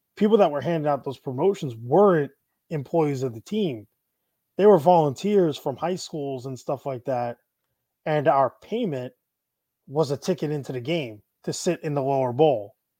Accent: Syosset, New York, United States; also born or lived in Plainview, New York; now in Tampa, United States; I grew up in Syosset and Plainview. So, I'm a, like, eastern Nassau County kid

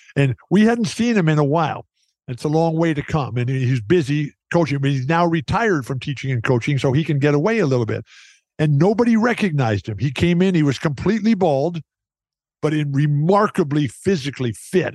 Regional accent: San Diego, California, United States; I love San Diego State and I love my hometown. Lori and I, we still live there

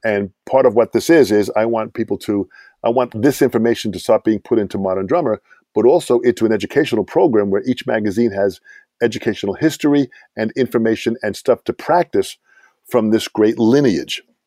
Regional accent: Long Island, New York, United States; I'm from Long Island.

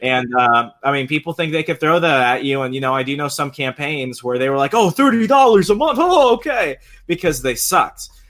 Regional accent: Puerto Rico; now in Virginia, United States; we're Puerto Ricans

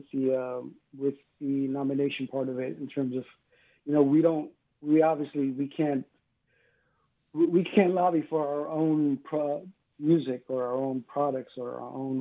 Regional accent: New York City, New York, United States; also born or lived in Cuba; now in South Florida, United States; I grew up in New York City.

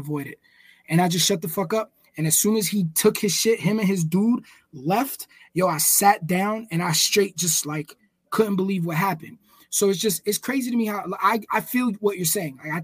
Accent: Northeast, United States; moved away; We're from the East Coast. I don't fucking know what an earthquake feels like. And from the Northeast

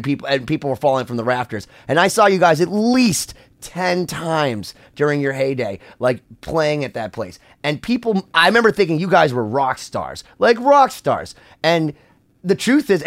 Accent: Worcester, Massachusetts, United States; I grew up in Worcester, Massachusetts

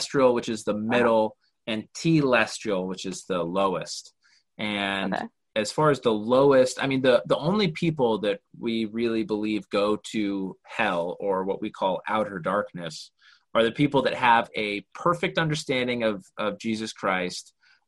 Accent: Utah, United States; moved away as an adult; now in Los Angeles, United States; growing up in Utah

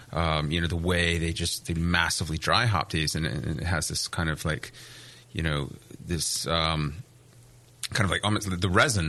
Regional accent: East Coast, United States; I grew up on the East Coast, and you don't get that in East Coast IPAs.

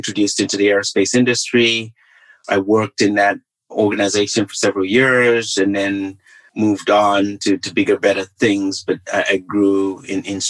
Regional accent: Kitwe, Copperbelt Province, Zambia; moved away as an adult; now in United States; I was born and raised in a mining town in Zambia called Kitwe

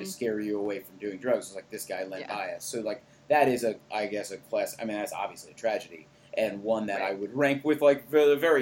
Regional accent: New York, United States; I'm from New York

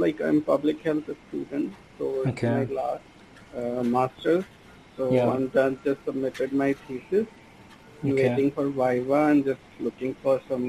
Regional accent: India; I'm from India.

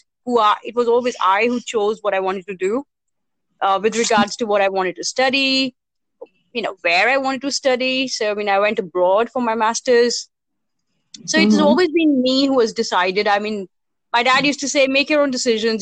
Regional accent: Panchkula, Haryana, India; I'm from Panchkula, actually, which is like a small town just outside Chandigarh.

